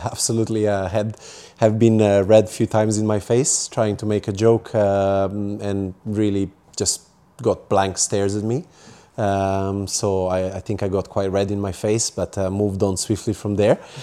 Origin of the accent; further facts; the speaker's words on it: Serbia; English is a second language; moved away as an adult; also born or lived in United Kingdom / Italy / Hong Kong; now in Japan; I grew up in Serbia, Eastern Europe, and from there I moved to U K and studied and worked there